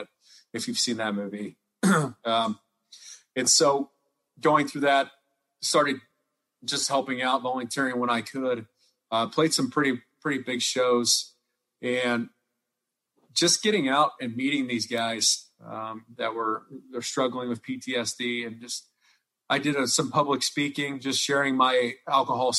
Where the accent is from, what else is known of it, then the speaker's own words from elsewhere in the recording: Northwest Missouri, United States; moved away; also born or lived in Omaha; I grew up in Northwest Missouri, near Kansas City, it was country